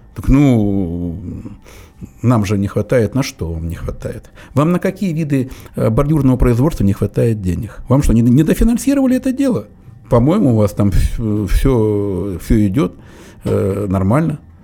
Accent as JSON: {"language": "Russian", "country": "Belarus", "tie": "born or raised there", "also_born_or_lived": "Cherepovets, Russia", "moved": "yes", "lives_now": "Russia", "said": "я вот родом из Беларуси"}